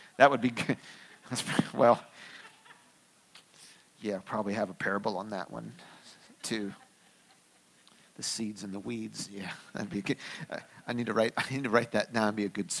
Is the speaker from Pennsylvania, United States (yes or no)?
yes; Pennsylvania, United States; I grew up here in the United States. I grew up mostly in Pennsylvania.